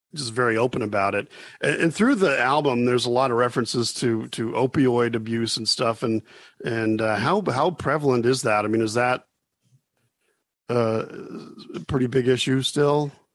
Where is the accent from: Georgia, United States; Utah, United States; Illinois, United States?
Utah, United States; Hooper; I grew up, as you mentioned, in Hooper, and for those that don't know, that's um, like west of Ogden